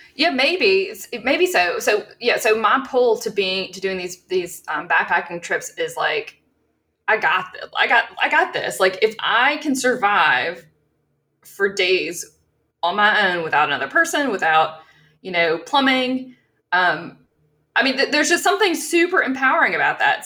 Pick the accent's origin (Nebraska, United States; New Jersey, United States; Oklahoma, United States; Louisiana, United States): Louisiana, United States; South; also born or lived in Colorado; growing up in South Louisiana